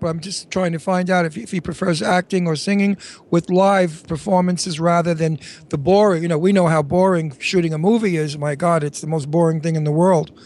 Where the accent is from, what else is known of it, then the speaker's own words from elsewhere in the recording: New York City, New York, United States; now in Bucks County, United States; I'm a New Yorker